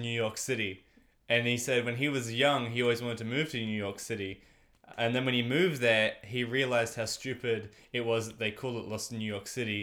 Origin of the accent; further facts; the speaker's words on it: Australia; I'm the Australian because I sound like one of them